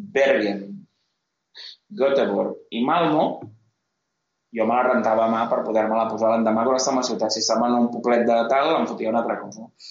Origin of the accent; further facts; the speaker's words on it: Catalonia, Spain; sóc català, per tant no sóc espanyol.